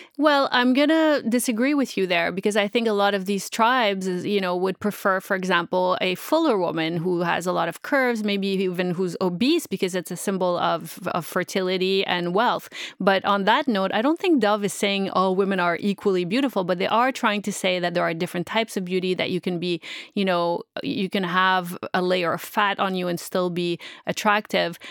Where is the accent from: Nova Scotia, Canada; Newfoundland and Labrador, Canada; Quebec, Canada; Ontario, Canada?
Quebec, Canada; Montreal; moved away as an adult; also born or lived in Middle East; I'm originally from Montreal. I'm not from here